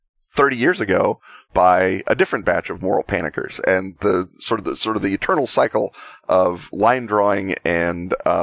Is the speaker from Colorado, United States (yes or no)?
no; Chicago, Illinois, United States; as a Chicagoan, I'm steeped in the lore of the Death to Disco rally at Comiskey Park